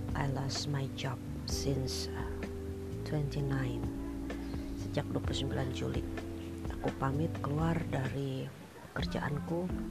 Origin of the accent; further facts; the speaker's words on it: Bekasi, West Java, Indonesia; now in Bandung, Indonesia; Saya dari Bekasi, tapi ya, udah lama tinggal di Bandung